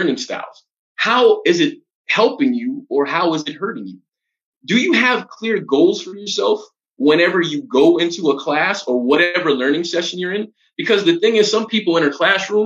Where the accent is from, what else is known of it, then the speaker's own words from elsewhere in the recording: New York City, New York, United States; moved away as an adult; now in Colombia; I'm originally from Brooklyn, New York, one of the five boroughs of New York City